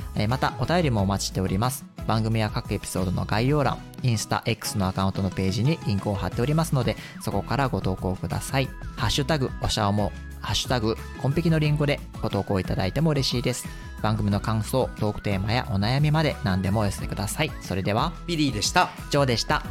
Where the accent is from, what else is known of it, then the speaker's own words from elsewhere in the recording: Kansai, Japan; 私関西出身の私